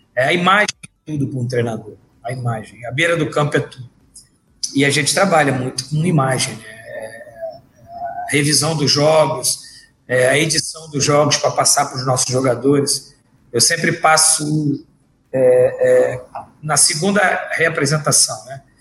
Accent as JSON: {"language": "Portuguese", "region": "Rio de Janeiro", "country": "Brazil", "said": "Eu sou carioca"}